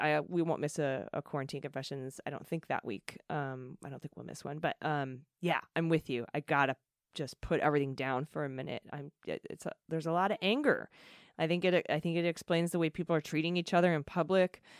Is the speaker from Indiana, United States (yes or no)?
no; Washington, District of Columbia, United States; which got me marching in D.C., my hometown and a local city